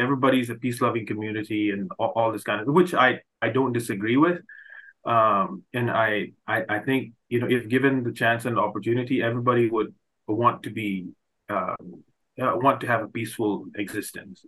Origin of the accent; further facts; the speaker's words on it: Manipur, India; now in Canada; growing up I I could have never imagined uh, the state like my home state Manipur